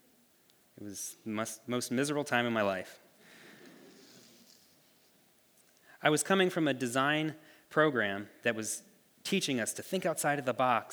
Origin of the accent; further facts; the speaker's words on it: Ohio, United States; moved away as an adult; I grew up in Ohio. All my family still lives there